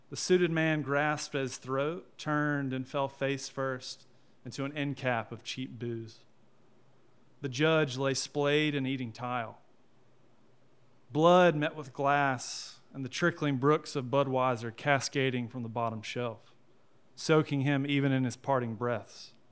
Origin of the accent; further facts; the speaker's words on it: Sophia, North Carolina, United States; Hey, y'all. Um … Uh, I am from Sophia, North Carolina, and I'm an English teacher, and I write crime fiction.